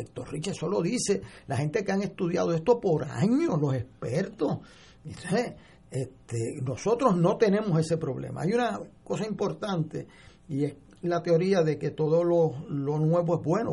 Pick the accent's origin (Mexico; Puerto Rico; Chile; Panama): Puerto Rico; como puertorriqueño